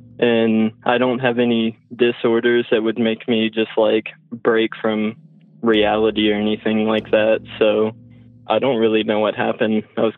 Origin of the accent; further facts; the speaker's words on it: Lexington, Kentucky, United States; I'm from Lexington, Kentucky, and I'm 18.